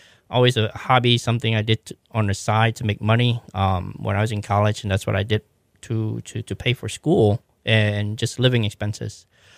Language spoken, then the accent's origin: English; Thibodaux, Louisiana, United States; also born or lived in New Orleans / Savannah; and actually I was raised in Louisiana, Thibodaux half of the time there, and I moved to New Orleans in the 90s.